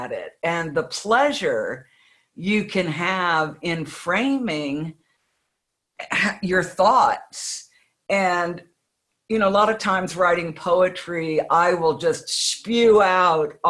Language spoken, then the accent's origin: English; United States; I'm an American